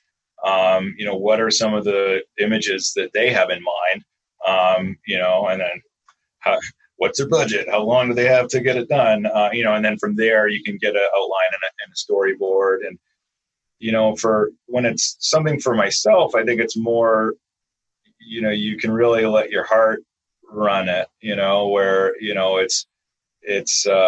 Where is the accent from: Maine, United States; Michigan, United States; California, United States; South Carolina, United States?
Maine, United States; Camden; also born or lived in Vermont / Belfast, Maine; I grew up in Camden. Area, Knox County